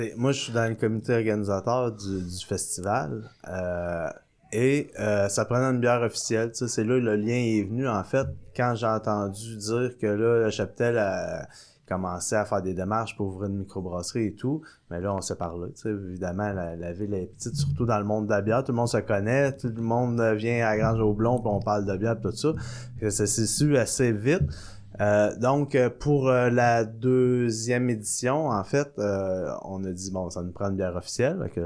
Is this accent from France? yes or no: no; Sorel-Tracy, Quebec, Canada; je suis d'ici, à la base. Euh, je suis né à Sorel-Tracy